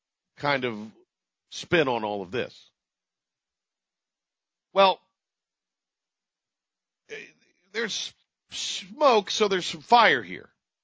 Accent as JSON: {"language": "English", "town": "Kinston", "region": "North Carolina", "country": "United States", "tie": "born or raised there", "said": "I'm from Kinston. I have a pretty good working knowledge of all of this. Grew up there, went to games there."}